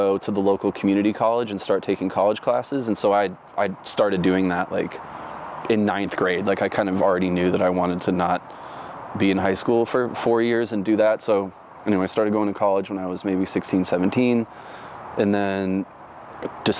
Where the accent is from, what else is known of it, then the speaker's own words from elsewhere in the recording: Orlando, Florida, United States; also born or lived in Dunedin, Florida / North Carolina; now in Oregon, United States; Grew up primarily in Orlando.